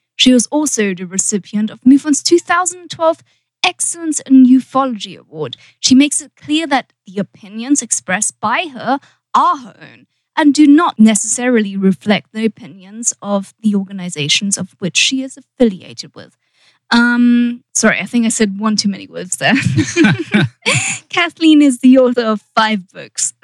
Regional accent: United Kingdom; now in Los Angeles, United States; being British

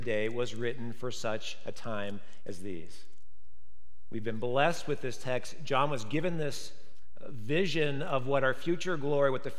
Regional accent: United States; as American Christians

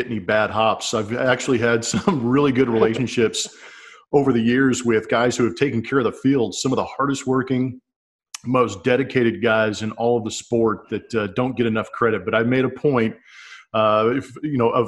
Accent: Southern California, United States; moved away as an adult; also born or lived in Redwood City, California; now in Texas, United States; eventually moved down to Southern California before I could even remember anything when I was about 3 or 4 years old. Eventually grew up in Southern California

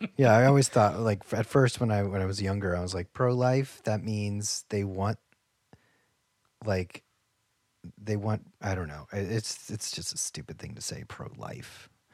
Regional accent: Ohio, United States; moved away; I'm from Ohio

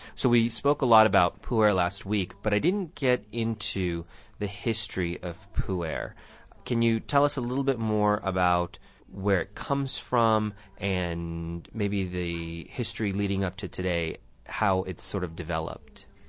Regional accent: Tucson, Arizona, United States; I grew up here

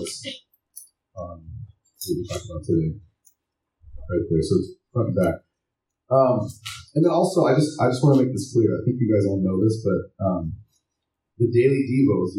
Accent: Wyoming, United States; I'm from Wyoming and there's a lot of farms and ranches in Wyoming

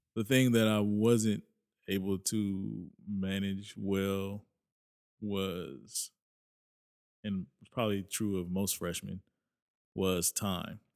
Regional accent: Lawndale, California, United States; born or raised there; also born or lived in Inglewood, California

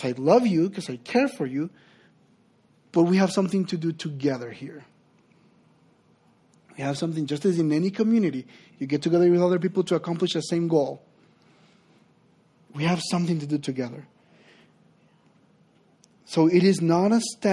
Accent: Honduras; English is a second language; moved away as an adult; I'm originally from Honduras.

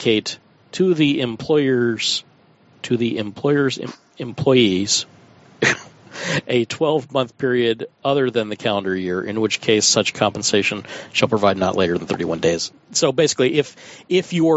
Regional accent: United States; I'm an American

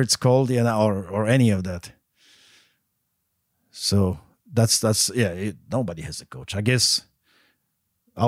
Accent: Poland; now in United States; I grew up in Poland

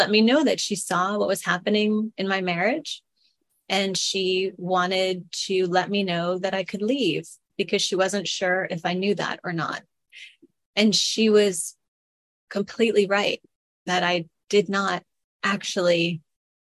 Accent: Long Island, New York, United States; moved away as an adult; my whole first book is about growing up on Long Island

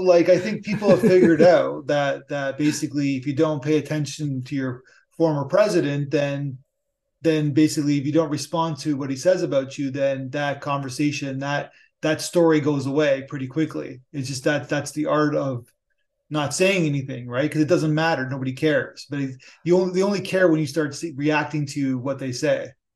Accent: Canada; as a Canadian

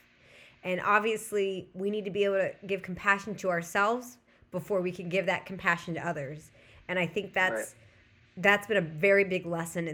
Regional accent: Southern California, United States; I'm also from Southern California

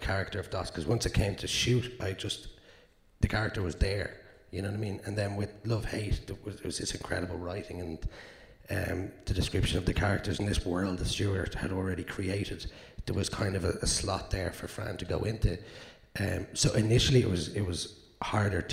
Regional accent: Dublin, Leinster, Ireland; I'm from South Dublin

